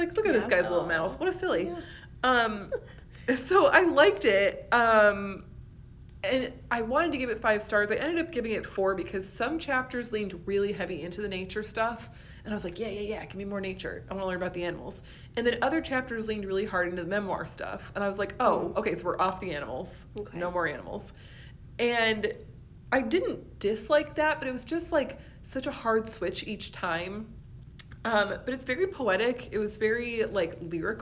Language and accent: English; Western New York, United States; moved away; I'm originally from Western New York